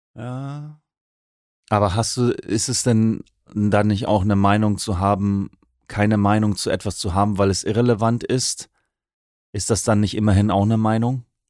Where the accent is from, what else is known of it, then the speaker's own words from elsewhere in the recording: Oldenburg, Lower Saxony, Germany; Ich bin ja Oldenburger